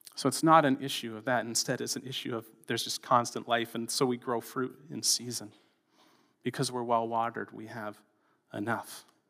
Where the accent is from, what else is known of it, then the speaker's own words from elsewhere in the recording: Canada; as a Canadian, in a tolerant culture